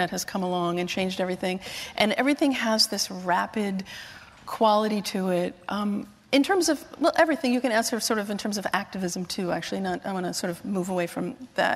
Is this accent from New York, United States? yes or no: yes; Syosset, New York, United States; I grew up on Ann Drive and Syosset, exit 43